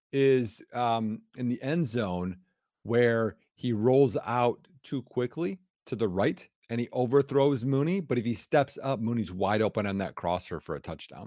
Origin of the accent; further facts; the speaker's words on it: Wisconsin, United States; I'm from Wisconsin